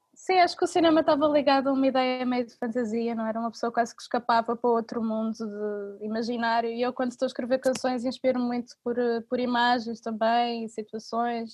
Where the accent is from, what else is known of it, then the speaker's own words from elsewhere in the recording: Portugal; eu sou portuguesa